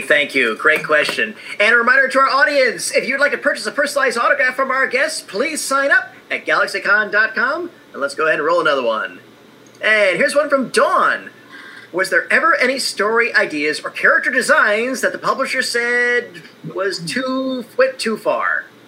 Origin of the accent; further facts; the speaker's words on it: Indiana, United States; I'm an Indiana kid